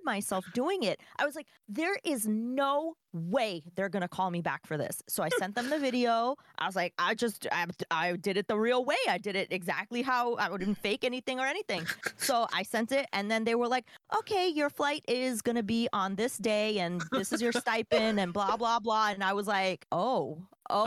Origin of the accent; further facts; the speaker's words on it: New York, United States; moved away; I'm from New York. I don't live in New York anymore, but I'm from there.